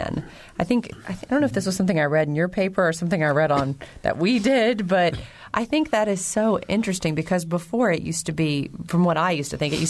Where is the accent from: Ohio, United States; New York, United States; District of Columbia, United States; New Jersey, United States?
Ohio, United States; Cincinnati; now in Indiana, United States; I'm from Cincinnati